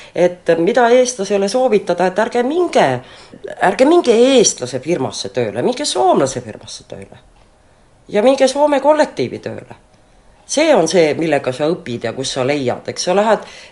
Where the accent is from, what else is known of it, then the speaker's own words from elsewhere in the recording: Estonia; moved away as an adult; also born or lived in Helsinki; now in Finland; Eestimaa on loomulikult minu kodumaa